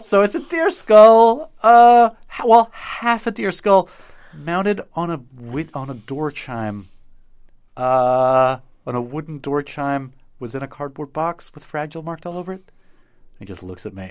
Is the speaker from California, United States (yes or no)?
no; Knoxville, Tennessee, United States; I grew up in Knoxville, Tennessee